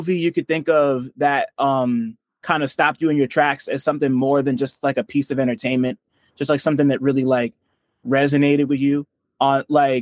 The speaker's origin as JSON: {"language": "English", "region": "New Jersey", "country": "United States", "said": "I'm from Jersey"}